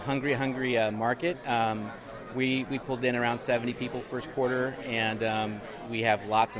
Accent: Portland, Oregon, United States; I'm from Portland, Oregon.

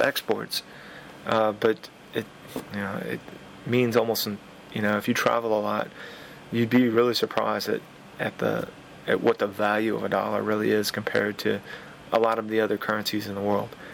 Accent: United States; being an American

